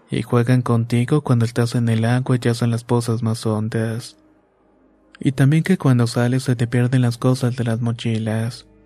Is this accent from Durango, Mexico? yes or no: no; State of Mexico, Mexico; born there; Vivo en Chalco, Estado de México y tengo 27 años. Nací en Chico, aunque mis padres son originarios de Oaxaca.